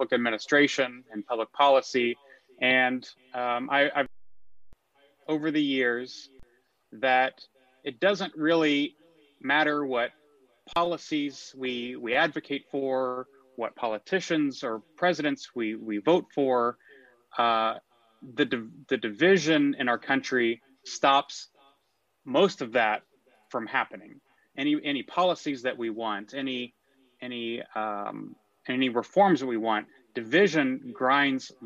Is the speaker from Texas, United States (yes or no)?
yes; McKinney, Texas, United States; also born or lived in New York; So I am a native Texan. I grew up in McKinney, Texas.